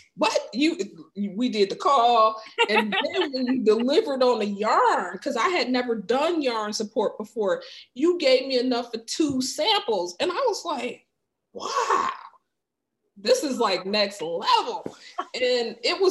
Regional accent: Wayne County, Michigan, United States; now in Washington, DC area, United States; I'm from like the Wayne County, mm-hmm. Inkster, Dearborn, you know, Wayne Westland area.

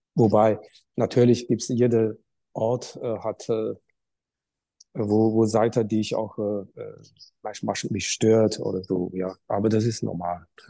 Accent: Qingdao, Shandong, China; German is a second language; moved away as an adult; now in Germany; an der Uni in meiner Heimat Qingdao für drei Jahre

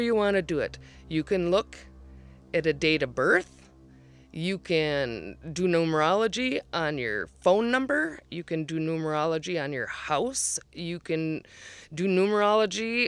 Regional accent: North Woods of Minnesota, United States; I am from the North Woods of Minnesota

